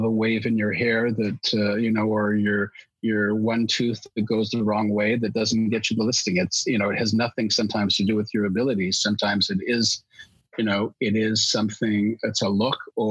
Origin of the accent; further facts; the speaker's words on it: Alberta, Canada; now in Toronto, Canada; I was born out in Alberta, and I speak English and French